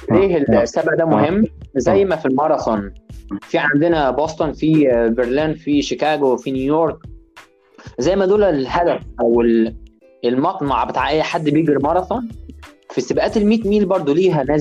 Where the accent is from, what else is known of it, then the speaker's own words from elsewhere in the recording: Egypt; وابعت لهم ايميلات اقول لهم انا مصري